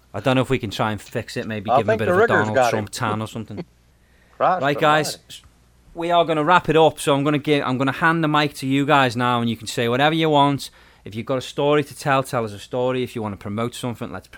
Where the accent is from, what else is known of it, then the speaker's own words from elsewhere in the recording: England, United Kingdom; when I was growing up in England